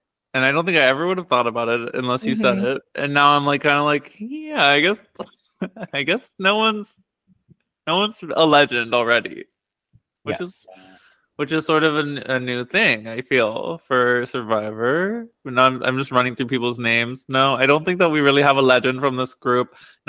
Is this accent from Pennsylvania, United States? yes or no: yes; Pittsburgh, Pennsylvania, United States; I did not know you were a fellow Pennsylvanian.